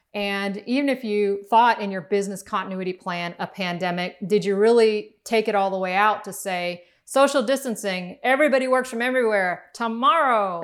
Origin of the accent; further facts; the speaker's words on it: Miami, Florida, United States; we grew up in Miami, we didn't have a whole lot